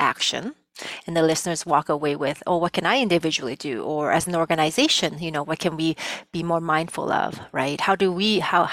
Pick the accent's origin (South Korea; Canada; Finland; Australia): Canada; first language Cantonese; English is a second language; also born or lived in Vietnam; my family and I came to Canada as refugees in the late 70s